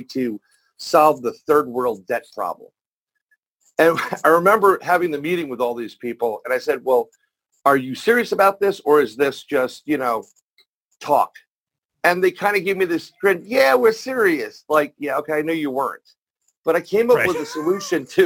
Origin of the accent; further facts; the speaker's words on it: New York City, New York, United States; I'm born and raised in New York, New York City, or as that's now known, the plagued apple